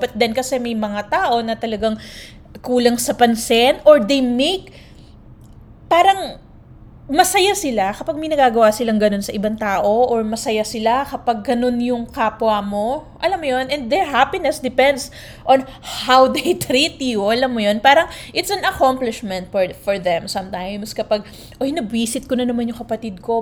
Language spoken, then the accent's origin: Tagalog; Philippines; now in United States; we Filipinos